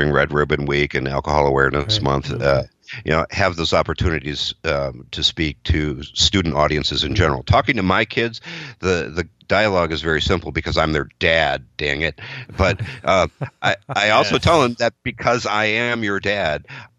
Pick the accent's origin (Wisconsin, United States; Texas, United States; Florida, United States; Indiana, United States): Wisconsin, United States; I'm from Wisconsin. I live in Wisconsin.